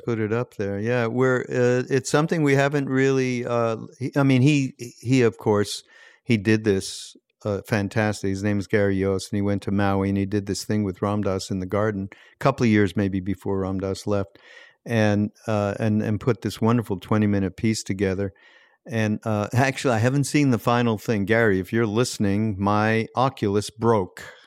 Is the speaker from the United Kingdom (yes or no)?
no; Montreal, Quebec, Canada; I grew up in Montreal